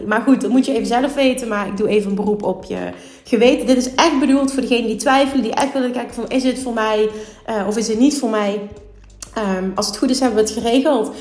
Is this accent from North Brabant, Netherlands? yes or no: no; Limburg, Netherlands; Ik kom uit Limburg